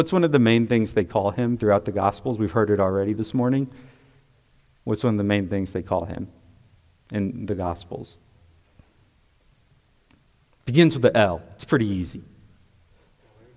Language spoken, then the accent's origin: English; United States; I'm also an American because I'm a citizen of the United States.